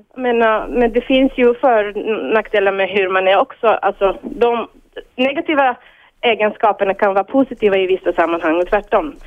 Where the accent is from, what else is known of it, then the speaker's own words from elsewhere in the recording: Bulgaria; Swedish is a second language; moved away as an adult; now in Sweden; jag själv kommer från ett eh, öststatiskt land, Bulgarien